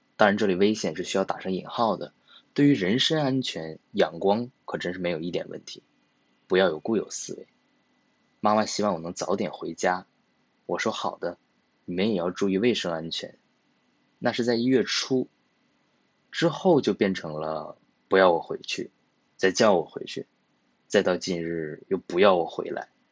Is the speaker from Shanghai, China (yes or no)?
no; Harbin, Heilongjiang, China; moved away; 我的家乡哈尔滨